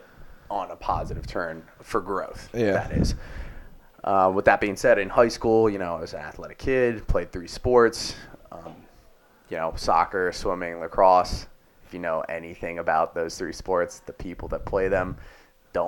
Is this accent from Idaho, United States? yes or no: no; Delaware County, Philadelphia suburbs, Pennsylvania, United States; I'm from the Philly burb area, specifically Delaware County, also known as Delco